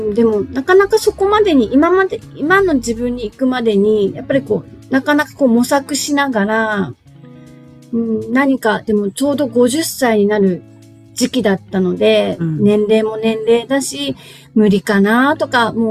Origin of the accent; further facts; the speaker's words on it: Nichinan, Miyazaki, Japan; now in Nobeoka, Japan; 私出身は、あの、宮崎県は南の方なんですよ。日南市っていうところなんですけど